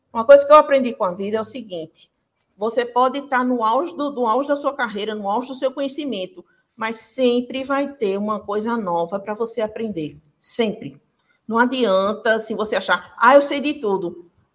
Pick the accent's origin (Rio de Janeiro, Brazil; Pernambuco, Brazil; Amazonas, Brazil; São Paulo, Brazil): Pernambuco, Brazil; sou do Pernambuco